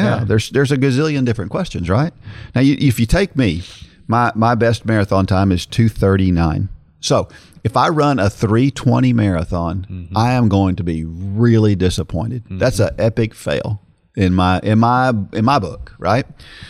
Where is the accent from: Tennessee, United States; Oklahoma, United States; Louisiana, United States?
Oklahoma, United States; Oklahoma City; It was my hometown of Oklahoma City, and the route went next to both of my childhood homes.